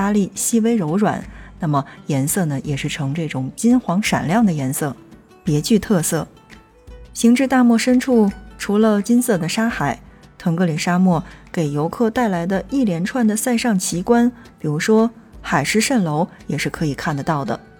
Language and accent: Chinese; Ningxia, China; 如果说去到我们的宁夏的话，